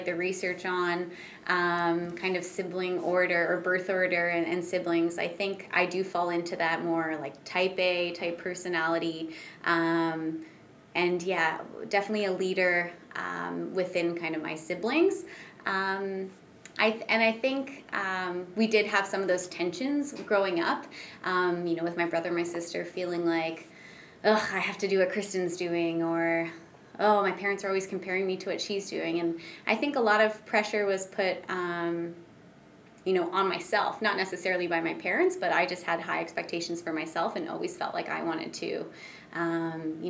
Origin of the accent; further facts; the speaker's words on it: Pickering, Ontario, Canada; also born or lived in Whitby; now in London, Canada; I'm from Pickering, which is just east of Toronto